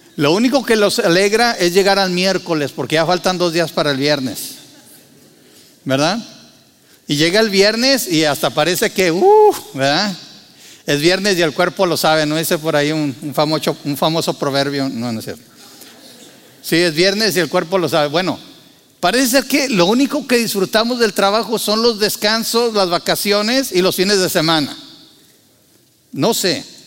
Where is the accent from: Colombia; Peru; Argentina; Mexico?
Mexico; moved away as an adult; en México y en el lugar donde yo nací así era